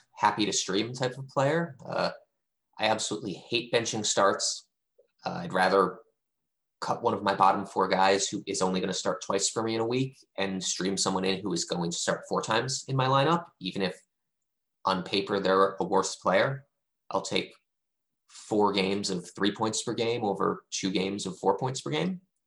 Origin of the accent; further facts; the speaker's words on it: D.C., District of Columbia, United States; now in Seattle, United States; I grew up outside of Washington, D.C.